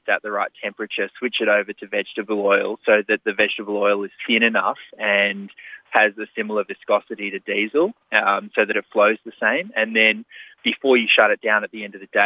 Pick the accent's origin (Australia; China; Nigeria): Australia; New South Wales; my home state of New South Wales